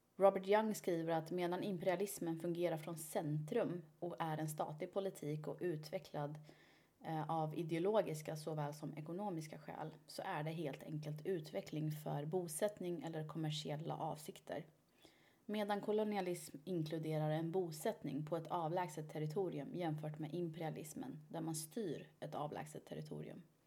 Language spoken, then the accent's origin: Swedish; Iran; Jag är ju iranier